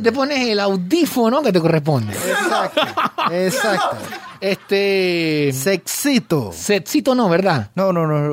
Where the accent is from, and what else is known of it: Panama